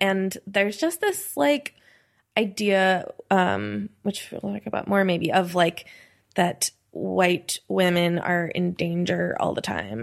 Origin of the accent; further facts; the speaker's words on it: New York, United States; now in Philadelphia, United States; I grew up in New York, I never got to, like, move to New York